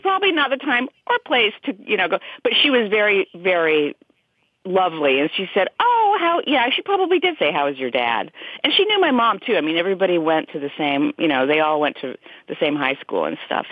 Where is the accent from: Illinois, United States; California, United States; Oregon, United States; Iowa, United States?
Iowa, United States; Des Moines; we're both from Des Moines. Cloris was from Des Moines, as am I.